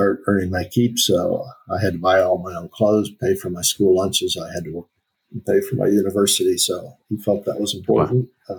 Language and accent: English; Akron, Ohio, United States; I was born in Akron, Ohio.